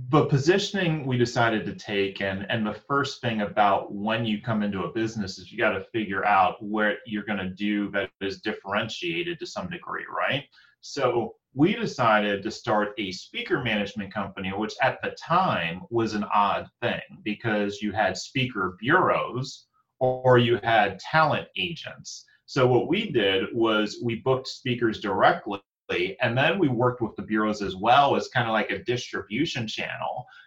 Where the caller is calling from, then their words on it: Newark, Delaware, United States; Newark, Delaware